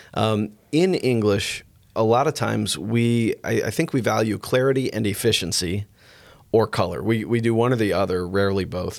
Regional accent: United States; accent: American

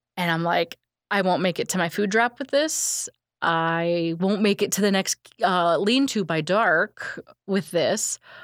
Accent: Illinois, United States; I'm from Illinois.

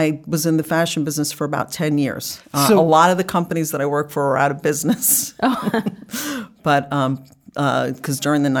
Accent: North Bergen, New Jersey, United States; moved away; also born or lived in Florida / New York; So I grew up in North Bergen, New Jersey.

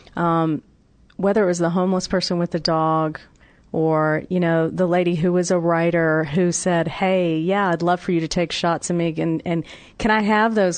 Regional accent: Atlanta, Georgia, United States; My hometown of Atlanta

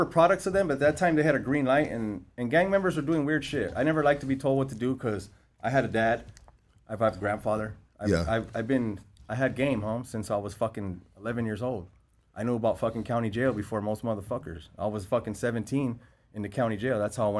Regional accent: Whittier, California, United States; We grew up in Whittier. At that time, the neighborhood that we grew up in and we were at right now is different.

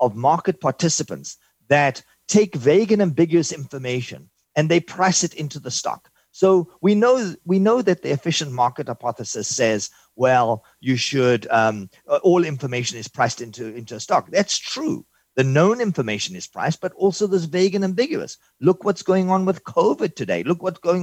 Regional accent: South Africa; now in New York City, United States; originally, I'm from South Africa. I immigrated in 1983.

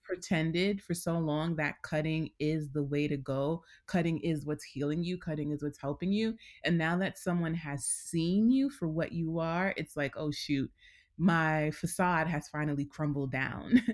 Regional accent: New York City, New York, United States; I'm born and raised here

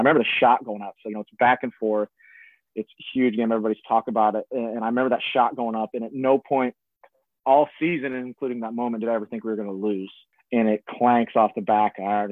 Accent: Nebraska, United States; moved away; we had a very similar upbringing, both small-town kids. I was from Nebraska.

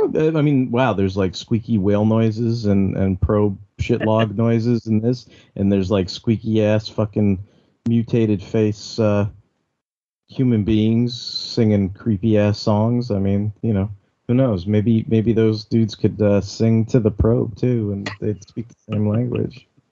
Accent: Alameda, California, United States; I grew up in Alameda

